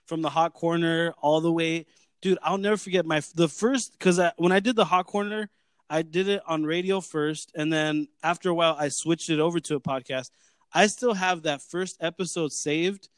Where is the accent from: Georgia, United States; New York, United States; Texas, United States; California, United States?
California, United States; Whittier; I grew up in South Whittier, pretty much born and raised in South Whittier, and I've lived in Whittier my whole life